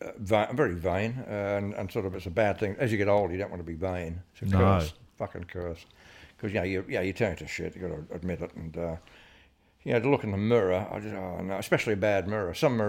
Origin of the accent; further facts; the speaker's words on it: Adelaide, South Australia, Australia; I was from Adelaide.